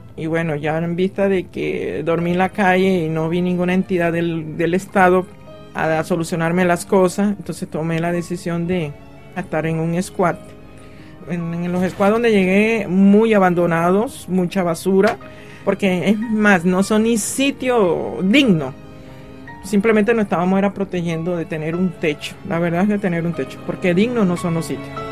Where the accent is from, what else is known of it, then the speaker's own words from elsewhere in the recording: Colombia; moved away as an adult; also born or lived in Paris, France; now in Nanterre, France; soy colombiana, eh, llevo cinco años de estar en París.